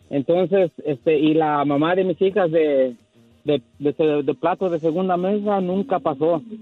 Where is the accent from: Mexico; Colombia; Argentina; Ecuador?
Mexico; moved away; hace 15, 16 años me vine de México para acá con la finalidad de ayudar a, mi familia.